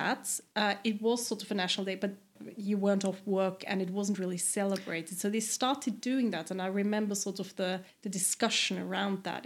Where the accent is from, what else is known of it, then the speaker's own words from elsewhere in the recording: eastern Austria, Burgenland, Austria; moved away as an adult; also born or lived in Vienna, Austria; now in Sweden; I come from the east, mm-hmm. which is very different.